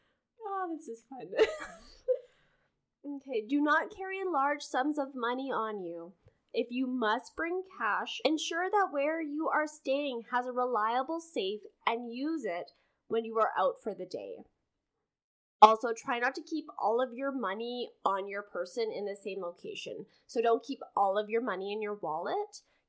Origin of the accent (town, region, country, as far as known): Canada